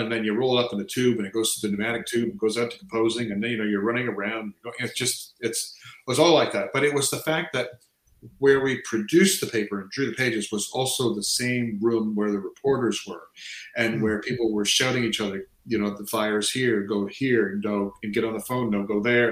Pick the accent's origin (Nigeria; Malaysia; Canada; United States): Canada; I've lived here since I say since just before I turned four